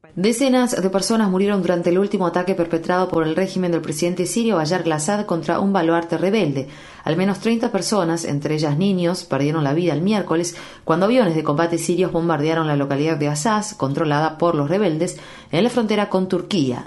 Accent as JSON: {"language": "Spanish", "country": "Ecuador"}